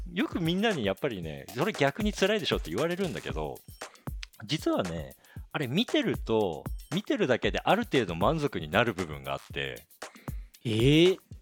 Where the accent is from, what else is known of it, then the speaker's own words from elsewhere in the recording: Akita, Japan; moved away as an adult; also born or lived in Tokyo / Canada; 俺も嫁さんも秋田県出身なんだけど